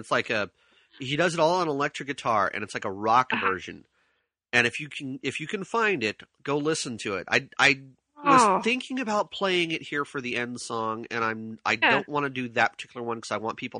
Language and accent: English; Santee, California, United States; a radio DJ out of my hometown in Santee.